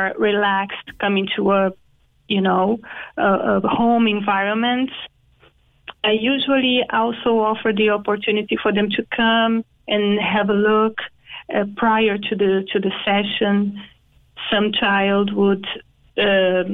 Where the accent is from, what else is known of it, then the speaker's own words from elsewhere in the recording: Brazil; moved away as an adult; also born or lived in Dublin / Singapore; now in Cork, Ireland; I'm from Brazil